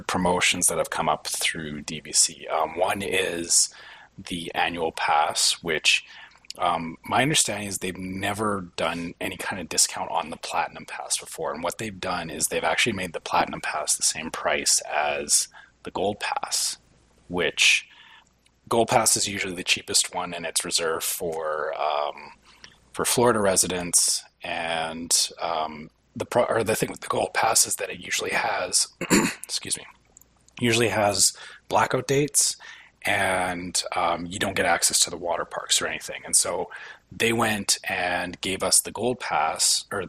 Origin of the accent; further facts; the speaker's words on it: Canada; being Canadian